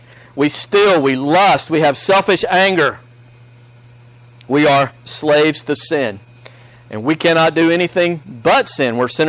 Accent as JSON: {"language": "English", "country": "United States", "said": "as American Christians"}